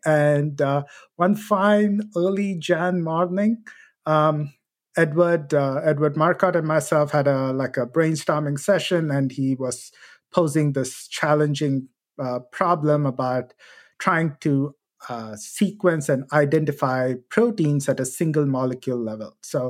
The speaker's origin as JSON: {"language": "English", "country": "India", "moved": "as an adult", "lives_now": "United States", "said": "So my background, I come from India, and I came to UT Austin to do my PhD work."}